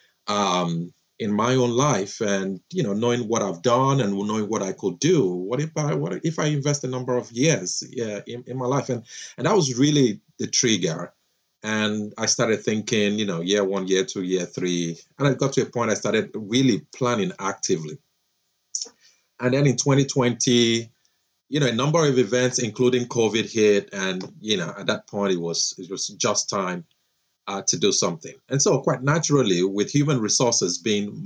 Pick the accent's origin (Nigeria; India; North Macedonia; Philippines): Nigeria; moved away as an adult; now in Florida, United States; I'm a Nigerian, grew up there, did my undergrad there, had my first job, I remember there, and then had the opportunity to come to the States to further my education